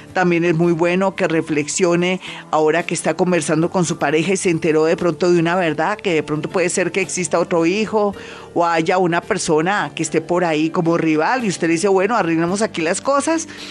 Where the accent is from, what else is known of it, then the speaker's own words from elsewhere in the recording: Colombia; somos colombianos, somos resilientes y fuertes